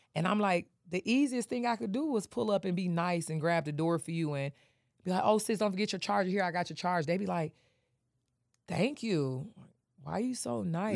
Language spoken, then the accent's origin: English; Detroit, Michigan, United States; moved away as an adult; also born or lived in Atlanta; I'm from Detroit, I just got here